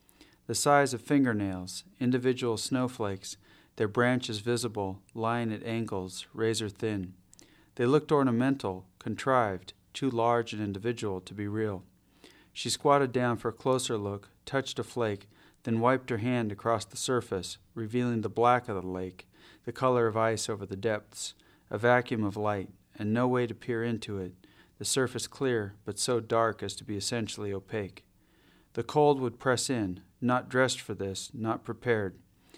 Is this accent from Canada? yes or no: no; Ketchikan, Alaska, United States; also born or lived in Adak Island, Alaska; I was born out on the Aleutian Islands on Adak Island, and then spent my early childhood in Ketchikan in southeast Alaska, which is rainforest. It has over 230 inches of rain a year, so it rains basically every day.